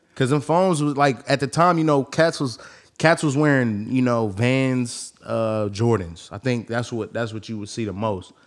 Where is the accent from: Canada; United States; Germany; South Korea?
United States; the Bay Area, California; I come from the Bay